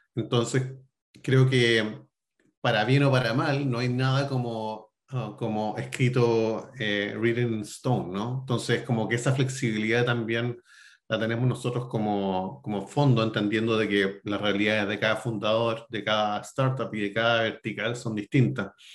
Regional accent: Chile; moved away as an adult; also born or lived in New York; now in Austin, United States; soy chileno

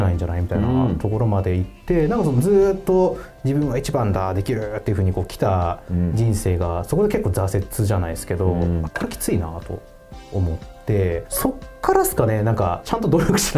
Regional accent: Warabi, Saitama, Japan; also born or lived in Hokkaido; なんか北海道の方にいたりとかっていうことがあって小学校に入学する直前ぐらいからもう蕨市でずっとと大学卒業するまで過ごしてましたね

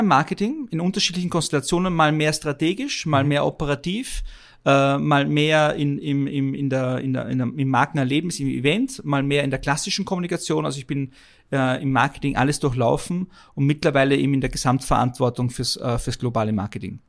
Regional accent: Vienna, Austria; moved away as an adult; now in Germany; als gebürtiger Wiener brav in Wien zur Schule gegangen und studiert

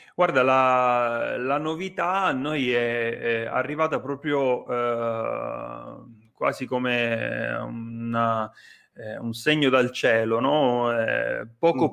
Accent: Nicotera, Calabria, Italy; moved away as an adult; also born or lived in Rome; io sono calabrese, eh, nato e cresciuto sulla costa degli Dei, un paesino che si chiama Nicotere

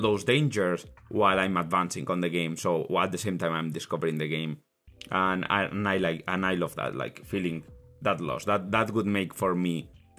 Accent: Spain; English is a second language; moved away as an adult; now in Ireland

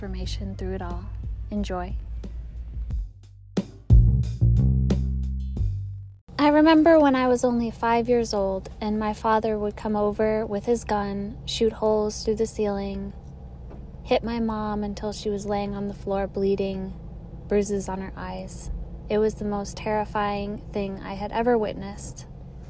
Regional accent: Detroit, Michigan, United States; now in California, United States; I moved from my hometown of Detroit, Michigan, to California

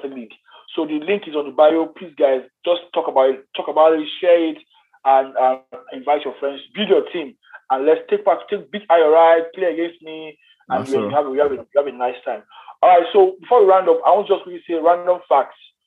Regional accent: Nigeria; I'm a Nigerian

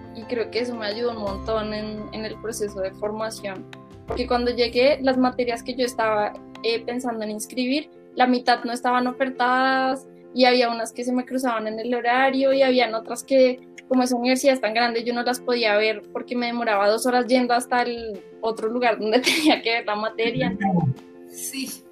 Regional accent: Bogotá, Colombia; yo que soy de Bogotá

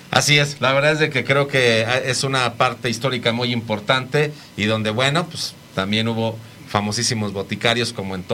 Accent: Michoacán, Mexico; muy contentos de estar allá en mi estado de, de, de Michoacán, por supuesto en la ciudad de Morelia.

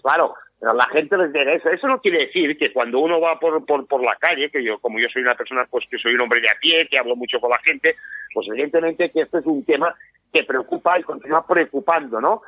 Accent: Catalonia, Spain; los que somos de Cataluña, yo te puedo decir que me miro evidentemente TV3

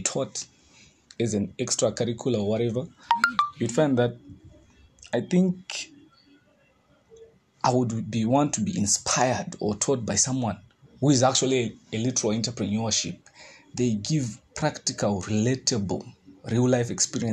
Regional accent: Zimbabwe; I'm from Zimbabwe

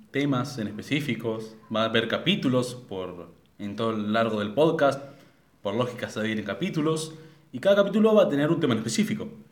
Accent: Argentina; somos de Argentina

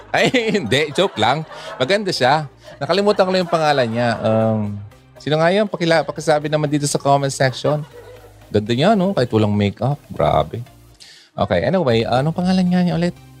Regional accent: Bicol Region, Philippines; Tagalog is a second language; Hindi ako Tagalog eh. I'm from the Bicolandia.

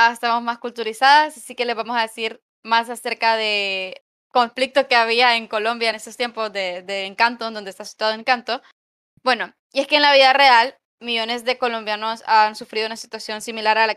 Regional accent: Honduras

